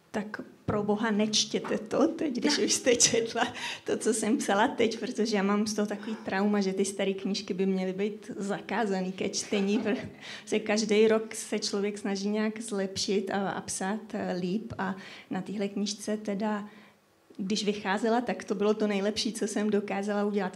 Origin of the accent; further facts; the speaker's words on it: Czechia; já jsem rodačka ze Šumavy, ale hlavně teda odtud pochází moje rodina už po několik generací